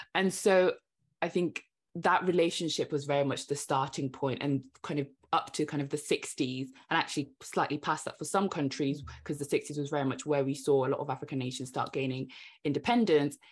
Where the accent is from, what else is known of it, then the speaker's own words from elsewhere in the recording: Devon, South West England, United Kingdom; I grew up in Devon, so I moved to the U K when I was seven, grew up in Devon